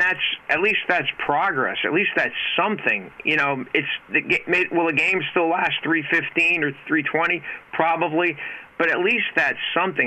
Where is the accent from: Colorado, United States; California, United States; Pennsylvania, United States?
Pennsylvania, United States; Hazleton; now in Reading, United States; Hazleton, my hometown